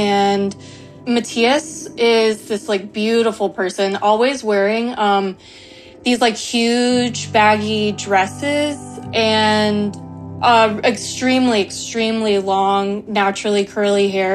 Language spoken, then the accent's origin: English; Tallahassee, Florida, United States; I'm from Tallahassee, Florida